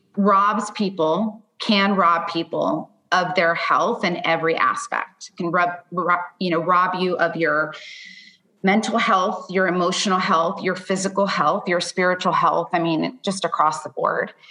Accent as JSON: {"language": "English", "town": "Miami", "region": "Florida", "country": "United States", "moved": "yes", "lives_now": "Nashville, United States", "said": "I'm actually originally from Florida."}